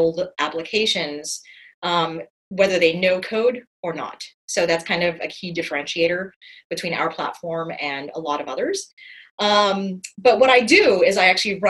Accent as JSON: {"language": "English", "town": "Los Angeles", "region": "California", "country": "United States", "tie": "born or raised there", "also_born_or_lived": "Finland", "moved": "as an adult", "said": "I was born and raised in Los Angeles"}